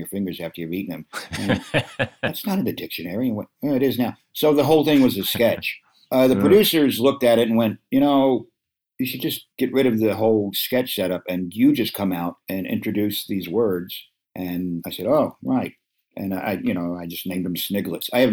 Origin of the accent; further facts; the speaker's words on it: the South, United States; so many of my marginal relatives that I grew up with in the South, the ones, you know, coming out of the woods in North Carolina and Kentucky